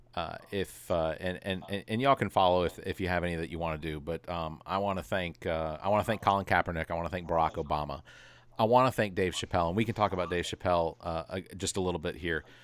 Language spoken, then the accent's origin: English; Atlanta, Georgia, United States; I grew up in Atlanta